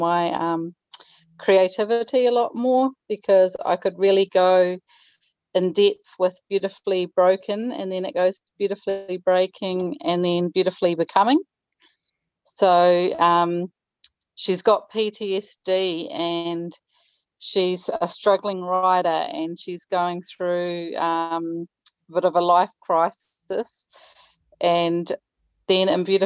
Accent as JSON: {"language": "English", "country": "New Zealand", "said": "I'm an author from New Zealand."}